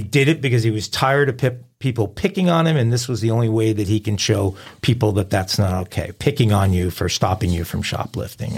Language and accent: English; New York, United States; I grew up in New York, I'm a hardcore New York sports fans.